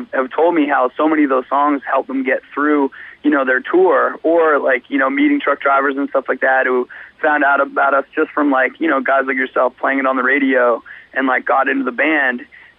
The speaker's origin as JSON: {"language": "English", "country": "Canada", "said": "Feels good. Yeah, I mean, we're always stoked to, you know, represent our country and hopefully shed some light on, you know, good metal and hardcore that's coming out from there."}